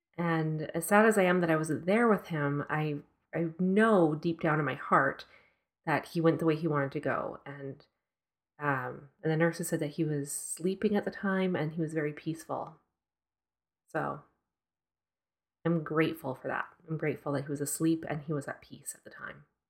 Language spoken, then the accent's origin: English; Edmonton, Alberta, Canada; moved away; my childhood home in Edmonton. This is the house I grew up